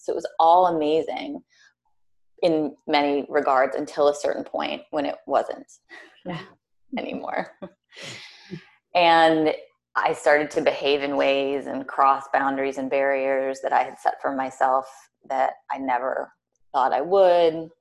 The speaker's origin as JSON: {"language": "English", "region": "Minnesota", "country": "United States", "tie": "born or raised there", "also_born_or_lived": "New York City", "moved": "yes", "lives_now": "Richmond, Virginia, United States", "said": "I'm from Minnesota originally"}